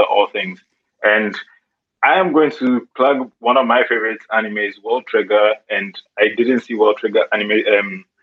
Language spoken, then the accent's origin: English; Ghana; now in Scotland, United Kingdom; Speaking from Scotland. I'm actually Ghanaian.